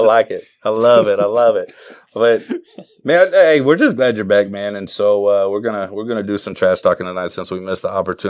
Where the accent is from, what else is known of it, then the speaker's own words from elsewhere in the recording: Phoenix, Arizona, United States; I'm from Phoenix, but I don't cheer for any of the Phoenix teams.